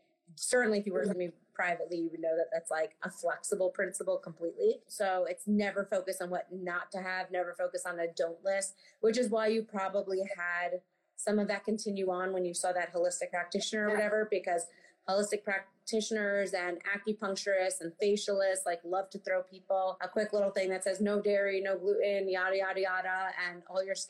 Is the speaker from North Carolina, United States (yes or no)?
no; New York City, New York, United States; I grew up on the Upper West Side in Manhattan